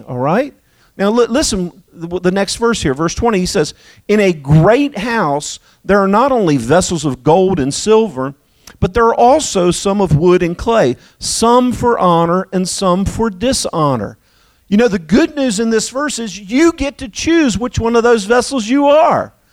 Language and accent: English; Delaware, United States; now in Texas, United States; I was raised in Delaware, but thank God I made it to Texas